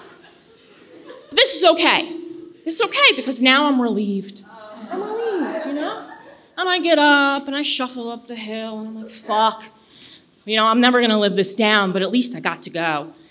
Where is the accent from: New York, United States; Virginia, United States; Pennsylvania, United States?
Virginia, United States; I'm from Virginia